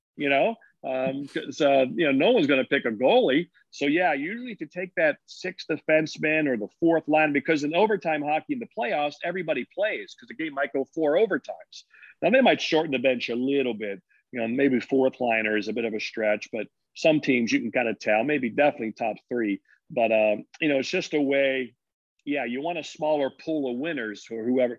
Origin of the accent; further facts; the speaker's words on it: United States; I'm just an American kid